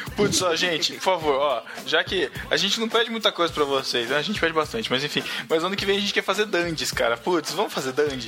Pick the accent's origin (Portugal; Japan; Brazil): Brazil; Botucatu, São Paulo; botucuda daqui da minha terrinha